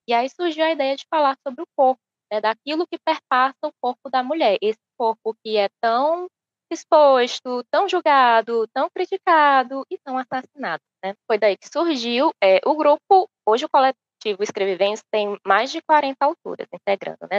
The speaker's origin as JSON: {"language": "Portuguese", "region": "Piauí", "country": "Brazil", "said": "eu sou piauiense"}